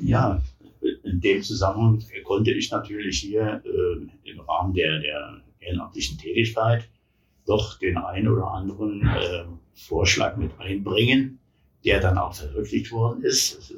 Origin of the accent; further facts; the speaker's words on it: Berlin, Germany; born there; now in Taunusstein, Germany; Ja, ich hab, äh, bin in Berlin geboren, war dann äh, am Ende des Zw